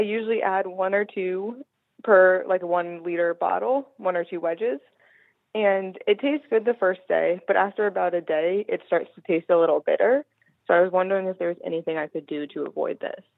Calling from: Philadelphia, Pennsylvania, United States; I'm calling from Philadelphia, Pennsylvania

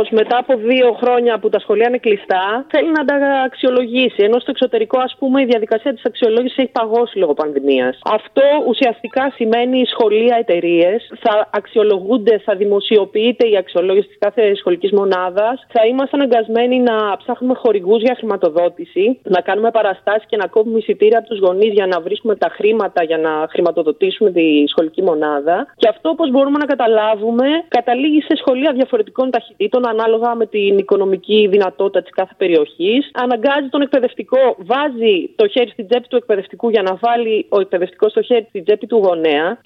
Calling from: Cyprus; Είμαι στην Κύπρο.

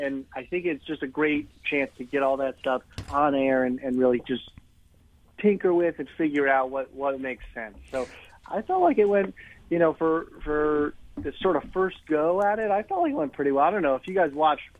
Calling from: Brooklyn, New York, United States; I'm home in Brooklyn.

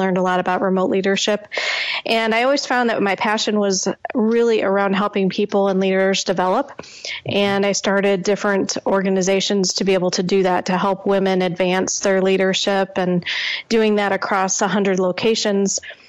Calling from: Lake Villa, Illinois, United States; I'm calling from outside of Chicago. Between Chicago and Milwaukee is where I live.

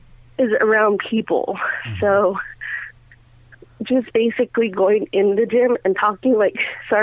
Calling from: New Mexico, United States

